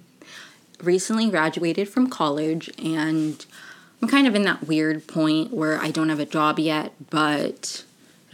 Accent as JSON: {"language": "English", "region": "Maryland", "country": "United States", "tie": "born or raised there", "also_born_or_lived": "Venezuela / Brazil", "said": "I moved here when I was 3. Bopped around Maryland for a little bit"}